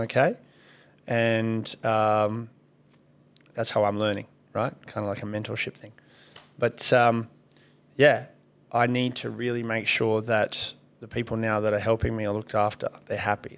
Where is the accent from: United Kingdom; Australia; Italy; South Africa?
Australia; Kalgoorlie, Western Australia; I grew up in Kalgoorlie.